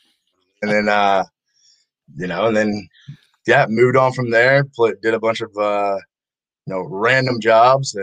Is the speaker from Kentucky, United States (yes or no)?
yes; Northern Kentucky, United States; I grew up in Northern Kentucky, and Cincinnati, Northern Kentucky area, literally right across the water from Cincinnati